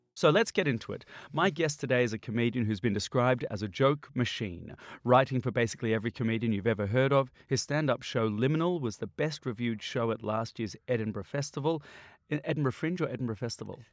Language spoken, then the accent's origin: English; Australia; I'm Australian.